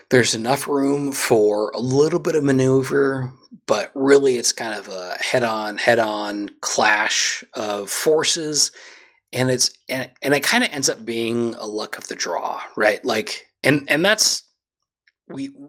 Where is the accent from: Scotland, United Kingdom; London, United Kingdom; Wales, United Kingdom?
Scotland, United Kingdom; I'm I'm Scottish through